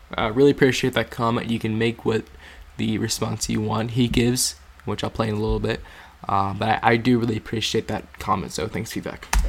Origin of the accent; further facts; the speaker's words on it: Walpole, New Hampshire, United States; RFK is coming to Walpole tomorrow. It's my hometown.